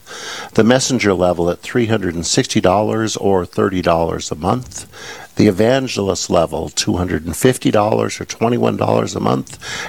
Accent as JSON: {"language": "English", "town": "Rolette", "region": "North Dakota", "country": "United States", "tie": "born or raised there", "said": "My hometown is just 70 miles up the road from here, Rolette, North Dakota."}